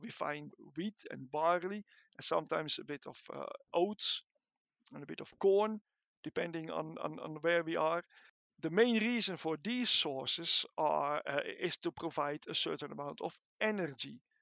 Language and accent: English; Netherlands; moved away as an adult; now in Edinburgh, United Kingdom; as you can hear from my accent, I am not Scottish. I'm not British. I'm, I'm Dutch uh, from origin. I came to Edinburgh in 1998